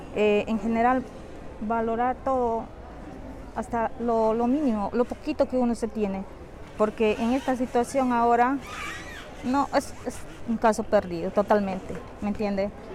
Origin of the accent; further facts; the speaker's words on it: Iquitos, Loreto, Peru; now in Lima, Peru; yo soy de Iquitos.